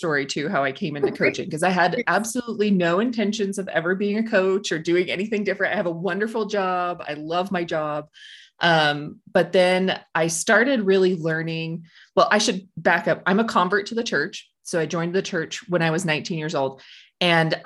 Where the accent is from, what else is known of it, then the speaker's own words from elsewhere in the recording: Blanding, Utah, United States; I'm from Blanding, Utah, down in the Four Corners area.